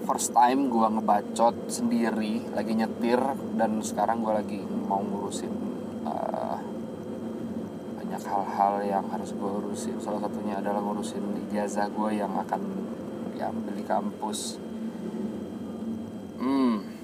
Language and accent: Indonesian; Padang, West Sumatra, Indonesia; nanti menggunakan bahasa Minang karena kita asli dari Padang